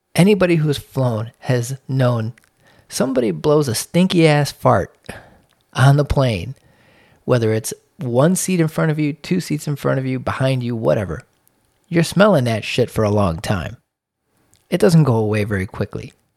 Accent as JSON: {"language": "English", "town": "Chicago", "region": "Illinois", "country": "United States", "tie": "born or raised there", "moved": "yes", "said": "I'm from Chicago"}